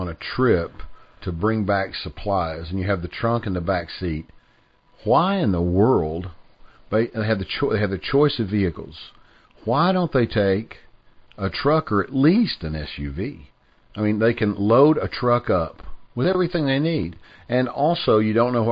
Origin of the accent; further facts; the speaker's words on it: Tennessee, United States; we're from Tennessee. We're not far from Atlanta